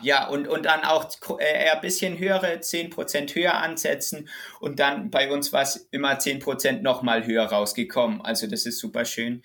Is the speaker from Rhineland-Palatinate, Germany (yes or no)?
yes; Rhineland-Palatinate, Germany; ich komme hier aus dem Dorf und die Leute kennen mich